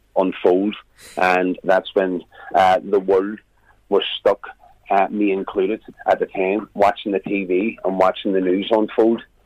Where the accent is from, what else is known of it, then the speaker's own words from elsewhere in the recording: Belfast, Northern Ireland, United Kingdom; accent: Belfast; I decided to keep my own accent.